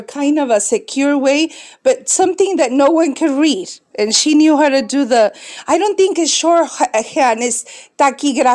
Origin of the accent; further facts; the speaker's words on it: Mexico City, Mexico; English is a second language; moved away; also born or lived in Tijuana / San Diego; I am from Mexico City. I was born in Mexico City. Mexico City, they call it Chilangos, the people that come from Mexico City. I was born and I lived in Mexico City